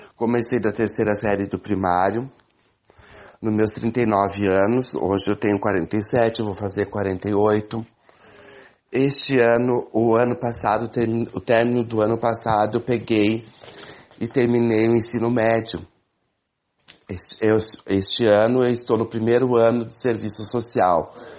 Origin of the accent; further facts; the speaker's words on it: Cachoeira do Sul, Rio Grande do Sul, Brazil; moved away as an adult; now in Ponta Grossa, Brazil; sou natural de Cachoeira do Sul, Rio Grande do Sul, mas moro há 26 anos em Ponta Grossa, Paraná